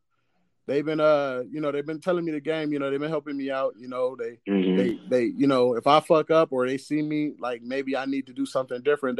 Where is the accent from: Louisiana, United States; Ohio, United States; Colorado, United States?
Ohio, United States; Cleveland; I'm from Cleveland